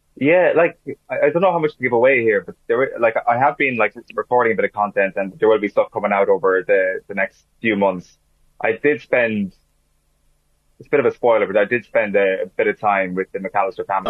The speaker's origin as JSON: {"language": "English", "country": "Ireland", "said": "as an Irishman"}